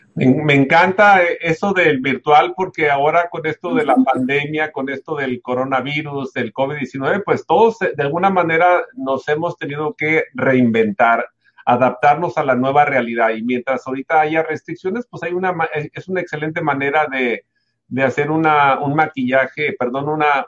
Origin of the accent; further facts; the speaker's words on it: Mexico; en México yo soy mexicano